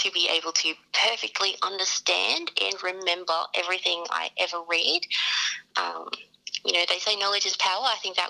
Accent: Ipswich, Queensland, Australia; Ipswich local, born and raised.

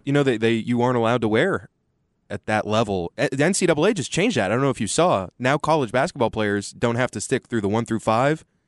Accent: Austin, Texas, United States; growing up in Austin as a Texas fan with two parents that are legacies

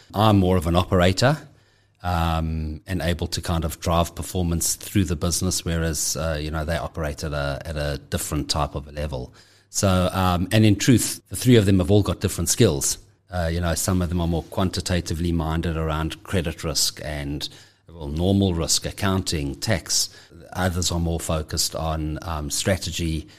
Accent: Johannesburg, Gauteng, South Africa; I'm, I'm born and bred in Johannesburg. Uh, have always lived here

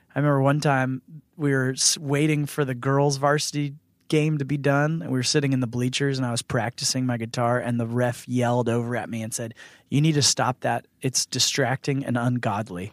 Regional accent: Northern Virginia, United States; I grew up in Northern Virginia.

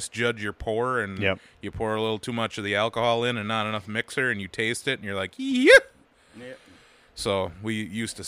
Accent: United States; I'm American

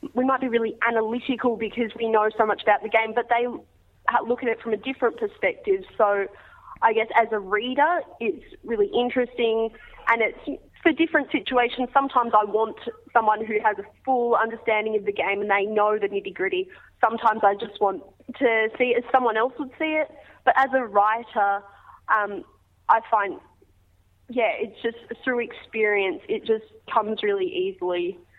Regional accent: Australia; As an Australian kid, I think it's just embedded into my brain as soon as I'm born that sport is just an integral part of life.

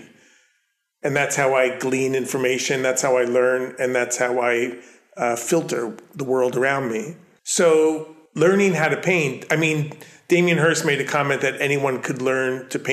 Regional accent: Long Island, New York, United States; accent: Long Island; my Long Island accent bleeds through

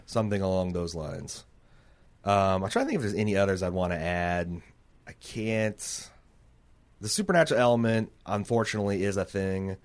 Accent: Mooresville, Indiana, United States; moved away; I was from Mooresville

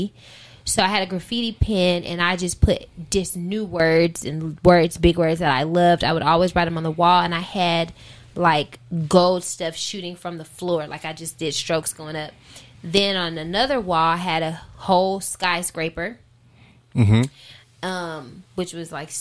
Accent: Charlotte, North Carolina, United States; I'm 704 from Charlotte, from the QC, Charlotte, North Carolina.

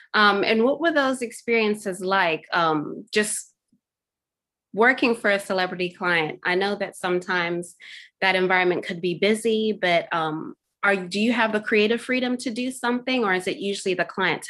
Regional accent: Zimbabwe; growing up in Zimbabwe

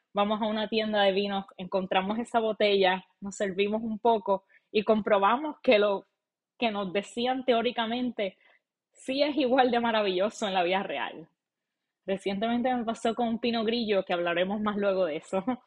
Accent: Puerto Rico; now in Arlington, United States; yo soy una chica de Puerto Rico

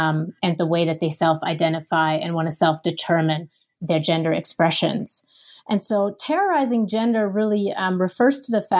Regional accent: Germany; English is a second language; now in Minneapolis, United States; And so I'm originally from Germany.

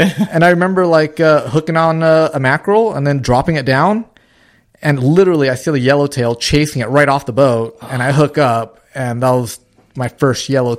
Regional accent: Santa Ana, California, United States; also born or lived in Louisiana; So I grew up in Santa Ana.

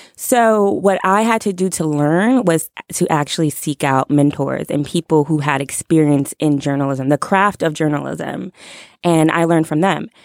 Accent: New York, United States; I'm from New York

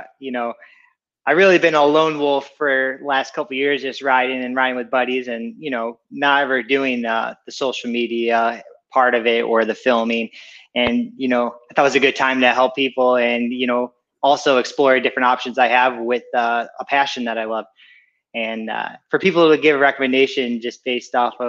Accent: Ohio, United States; moved away as an adult; also born or lived in California; now in Murrieta, United States; I grew up in Ohio, so there's not much mountains

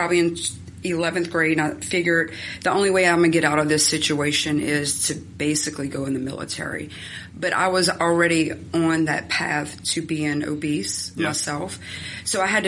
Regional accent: right outside of Baton Rouge, South Louisiana, United States; I was born right outside of Baton Rouge, and my mom was a single parent, and I kind of grew up in our home.

